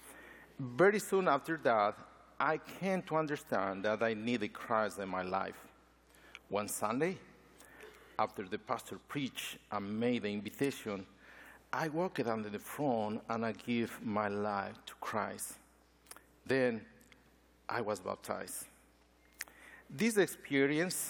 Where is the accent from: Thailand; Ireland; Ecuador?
Ecuador; now in United States; Ecuador, my home country.